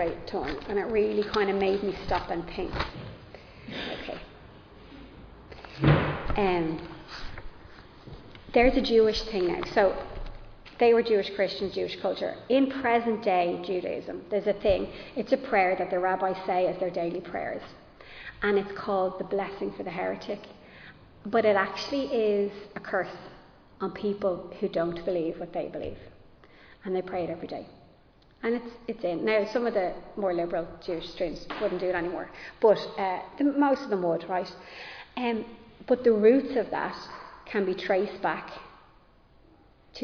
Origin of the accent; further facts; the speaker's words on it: Ireland; I am Irish and I'm rooted in Irish culture